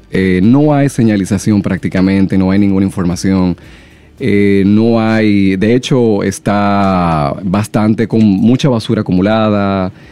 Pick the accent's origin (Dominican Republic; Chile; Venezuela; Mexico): Dominican Republic